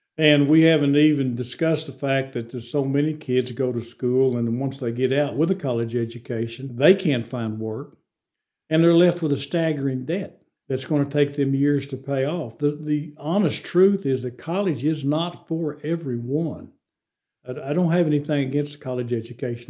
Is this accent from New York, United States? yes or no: no; Amarillo, Texas, United States; I'm from Amarillo